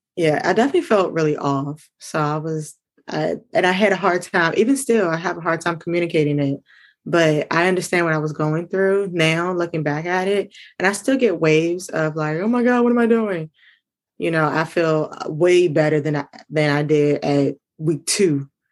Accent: Maryland, United States; I am from Maryland

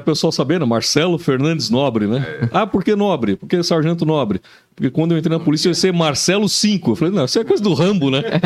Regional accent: São Paulo, Brazil; moved away as an adult; now in Joinville, Brazil; eu sou natural de São Paulo, mas cheguei aqui com 19 anos de idade

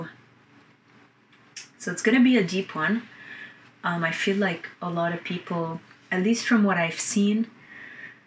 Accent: Lebanon; I was born in Lebanon, and I was born during the last years of the 15-year war

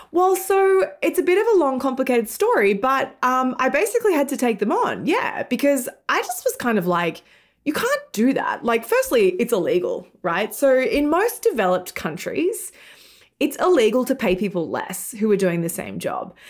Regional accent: Australia; moved away as an adult; also born or lived in United Kingdom / London; now in New York, United States; in Australia, where I'm from, hence my weird accent.

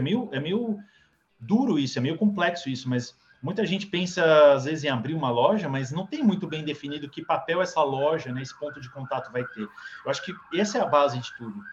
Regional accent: Santos, São Paulo, Brazil; Eu vim de Santos, Lucas, é, nasci lá

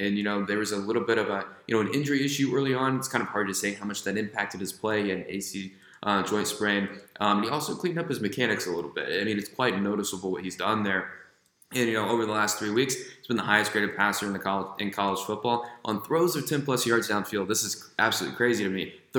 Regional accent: Midwest, United States; I grew up in the Midwest. I love that brand of football.

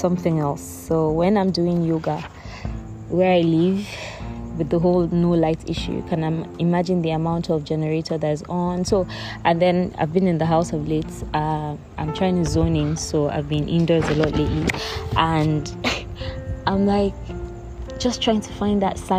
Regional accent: Akwa Ibom, Nigeria; I am a Nigerian living in Nigeria. I'm from Akwa Ibom State

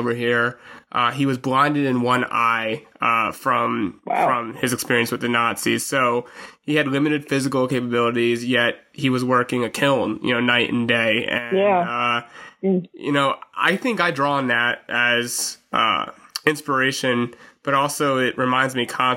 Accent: United States; I was born in the United States

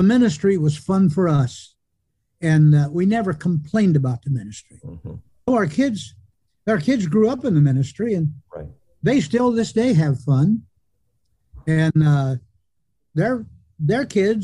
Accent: Shelby County, Ohio, United States; I was born in Shelby County, Ohio, in the Bradigan Farm on Maplewood Towalwa Road, just 1 mile from Towalwa

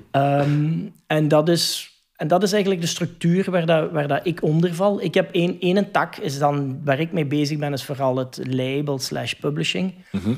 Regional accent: Hasselt, Flanders, Belgium; PXL bijvoorbeeld bij ons in Hasselt

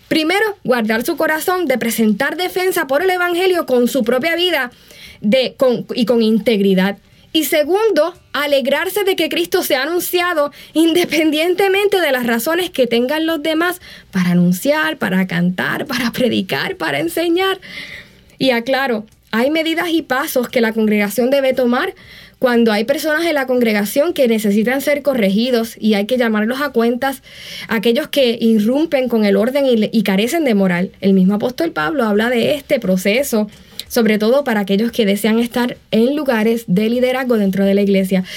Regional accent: Puerto Rico; moved away; En ese entonces vivía en Puerto Rico

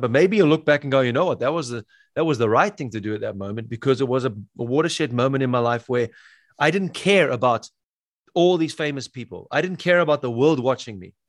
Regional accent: South Africa; I'm from South Africa

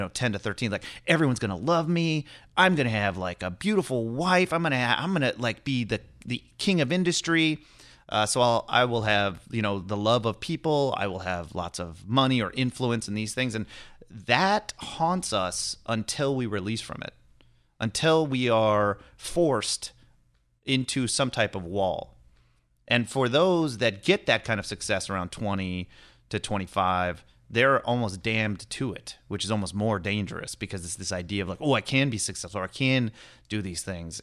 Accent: Lodi, California, United States; also born or lived in Kenya / Cincinnati; I grew up in Northern California, in this, like, um, shitty little farming area in Central California

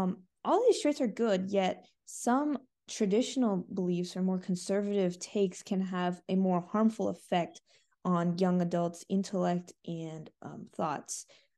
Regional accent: United States; I was born in the United States to Indian immigrants, so I fit the first definition.

